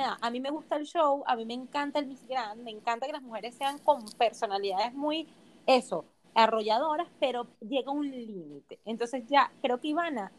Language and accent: Spanish; Venezuela; soy venezolana